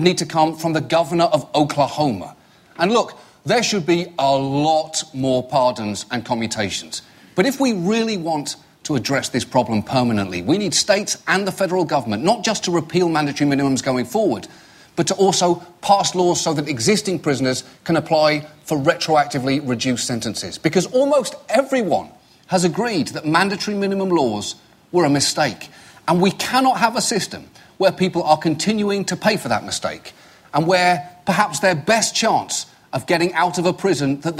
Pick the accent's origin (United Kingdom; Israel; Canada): United Kingdom; moved away; I'm British